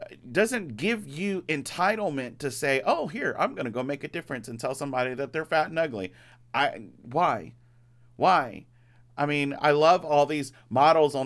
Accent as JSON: {"language": "English", "region": "Louisiana", "country": "United States", "said": "I come from Louisiana"}